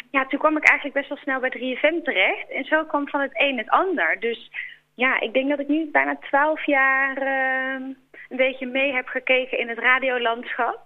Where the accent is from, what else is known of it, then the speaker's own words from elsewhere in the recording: Boxmeer, North Brabant, Netherlands; moved away as an adult; also born or lived in Breda; Geboren en getogen. Tot mijn achttiende heb ik daar gewoond.